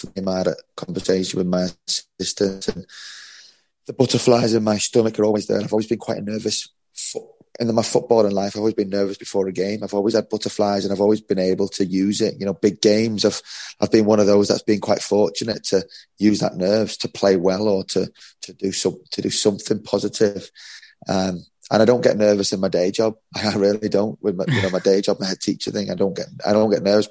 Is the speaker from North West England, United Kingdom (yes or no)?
yes; Liverpool, North West England, United Kingdom; I grew up in Liverpool